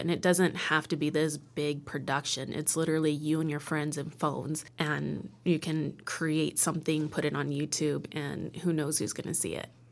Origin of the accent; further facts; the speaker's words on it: Arizona, United States; also born or lived in Oklahoma; now in Los Angeles, United States; I am originally from Arizona and Oklahoma, where my tribes are, which are Kiowa, and I'm enrolled Wichita. But yeah, I've I grew up in Arizona